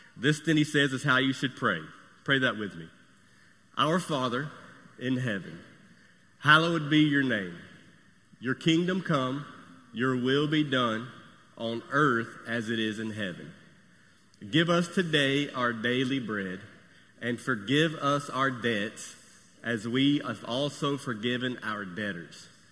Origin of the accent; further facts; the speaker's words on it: United States; I'm American, and I'm proud of it